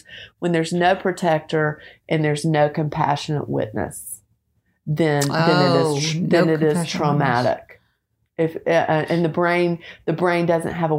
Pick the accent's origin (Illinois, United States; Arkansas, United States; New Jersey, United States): Arkansas, United States; Little Rock; now in Nashville, United States; I grew up in Little Rock, went to the University of Arkansas, and love our home state